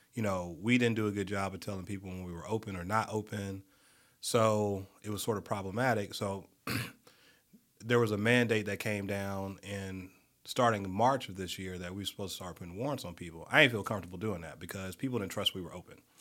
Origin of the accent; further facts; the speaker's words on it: Montgomery, Alabama, United States; moved away as an adult; now in Birmingham, United States; I'm from Montgomery